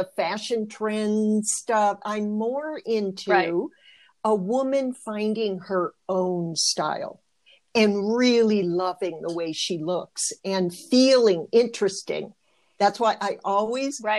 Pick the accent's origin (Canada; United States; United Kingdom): United States; Michigan; I was raised in Michigan